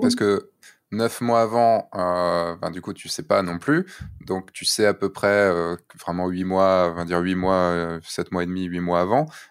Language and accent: French; central Brittany, France; je viens de Bretagne, hein, tu sais, donc les plages bondées aussi, ça se connaît. Mm, mm. Euh, mais je viens du centre Bretagne